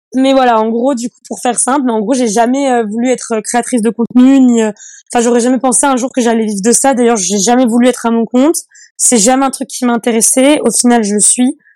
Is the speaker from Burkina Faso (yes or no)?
no; Annecy, Auvergne-Rhône-Alpes, France; je viens d'une petite commune qui s'appelle, euh, enfin d'une petite ville qui s'appelle Annecy c'est en Haute-Savoie